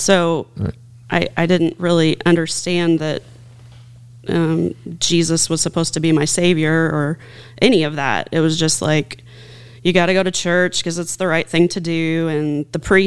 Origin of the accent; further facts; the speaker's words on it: Posey County, Indiana, United States; I grew up out in Posey County